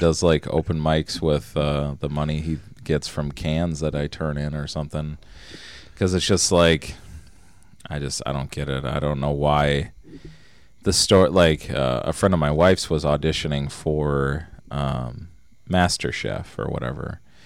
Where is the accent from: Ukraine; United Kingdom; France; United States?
United States; Minnesota; born or raised there